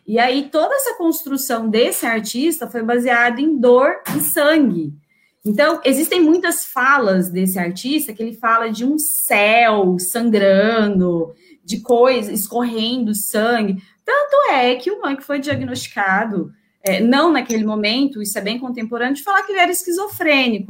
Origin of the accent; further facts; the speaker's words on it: Brazil; nossa construção cultural enquanto brasileiras